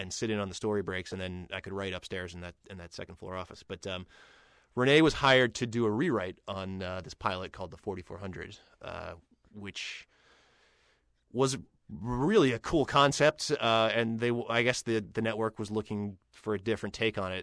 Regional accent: Pittsburgh, Pennsylvania, United States; I'm from Pittsburgh

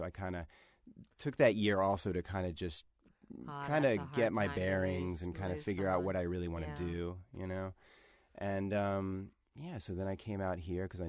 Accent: Bethesda, Maryland, United States; also born or lived in Washington, D.C.; Or Bethesda, Maryland, just outside of D.C.

